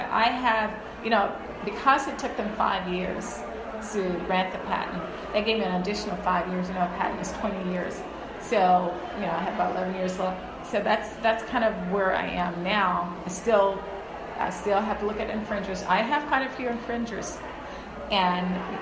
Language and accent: English; Huntsville, Alabama, United States; now in Texas, United States; I grew up in Huntsville, Alabama.